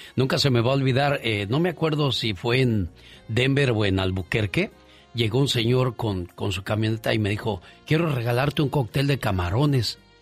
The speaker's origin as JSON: {"language": "Spanish", "region": "Mexico City", "country": "Mexico", "tie": "born or raised there", "said": "Yo crecí en la Ciudad de México"}